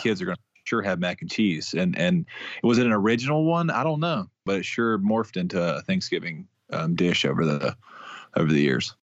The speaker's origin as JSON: {"language": "English", "region": "Mississippi", "country": "United States", "tie": "born or raised there"}